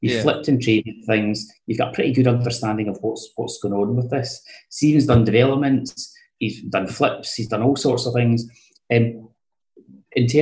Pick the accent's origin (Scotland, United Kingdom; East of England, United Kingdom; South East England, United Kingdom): Scotland, United Kingdom; East Kilbride; I grew up in East Kilbride